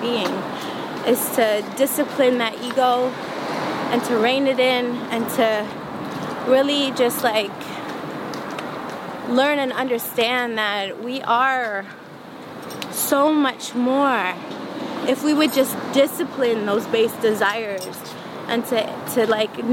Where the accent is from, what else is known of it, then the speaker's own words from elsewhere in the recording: Flint, Michigan, United States; growing up in Flint